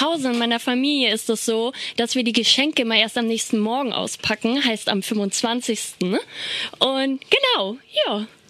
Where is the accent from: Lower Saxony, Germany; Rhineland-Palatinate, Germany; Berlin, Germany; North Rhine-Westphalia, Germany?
Lower Saxony, Germany; Walsrode; ich komme aus Walsrode, das liegt in Niedersachsen